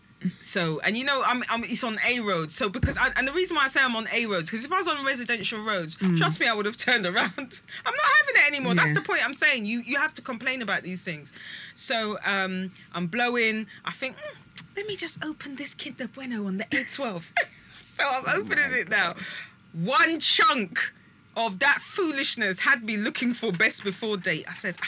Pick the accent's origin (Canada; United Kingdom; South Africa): United Kingdom; it's just because we're just British.